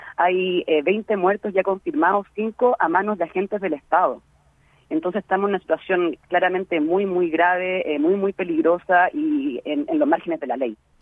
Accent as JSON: {"language": "Spanish", "country": "Chile", "moved": "as an adult", "lives_now": "Berkeley, United States", "said": "aquí como chilenos en la diáspora, especialmente en Berkeley, hay una comunidad muy importante de chilenos exiliados, como también chilenos que llegamos a estudiar o a trabajar"}